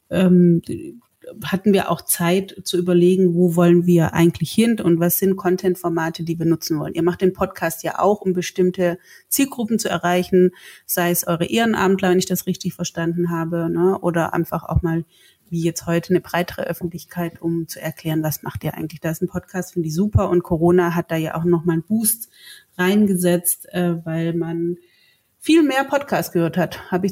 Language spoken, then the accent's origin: German; Baden-Württemberg, Germany; accent: Swabian; Ich komme ja auch aus dem Süden und habe damals gab es noch SDR 3 mit äh, 16, 17 ein im besten Schwäbisch gesprochenen ein Tape geschickt